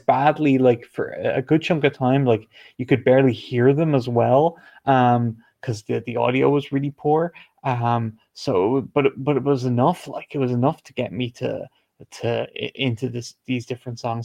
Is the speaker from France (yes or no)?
no; Ireland; I'm not from the UK, I am from Ireland